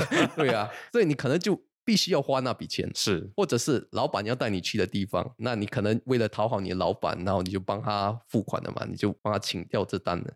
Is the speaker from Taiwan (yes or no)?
no; Singapore; 我一个新加坡人的角度